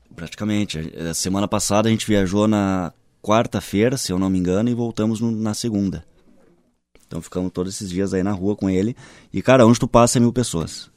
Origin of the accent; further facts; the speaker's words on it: Porto Alegre, Rio Grande do Sul, Brazil; also born or lived in São Paulo / Rio de Janeiro / Brasília; Sou gaúcho de Porto Alegre